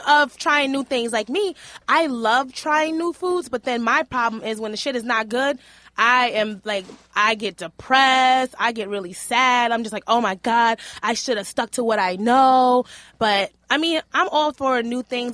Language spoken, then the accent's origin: English; New York City, New York, United States; I grew up in Hell's Kitchen, and my mom was, like, running these streets